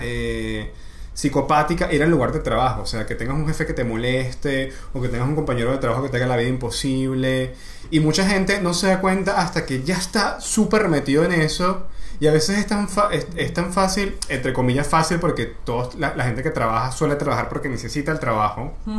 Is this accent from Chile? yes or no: no; Maracay, Aragua, Venezuela; soy de Maracay